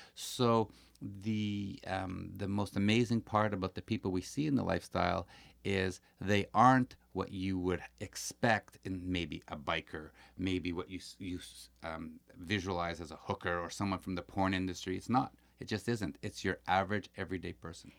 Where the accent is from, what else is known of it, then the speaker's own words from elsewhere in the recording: Montreal, Quebec, Canada; We are from Montreal